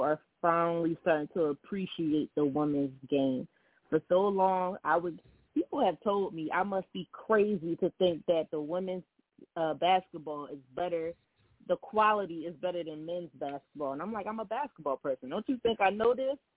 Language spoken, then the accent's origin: English; Philadelphia, Pennsylvania, United States; also born or lived in South Jersey; I grew up playing in Philadelphia and South Jersey, especially in Philly, us all we do is trash talk 24-7